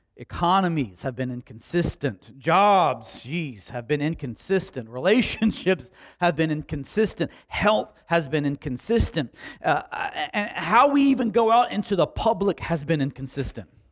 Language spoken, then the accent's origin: English; Slapout, United States; I grew up in Slap Out